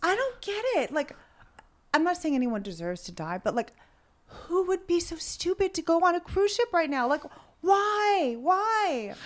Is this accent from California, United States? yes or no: yes; California, United States; moved away; I grew up a lot in California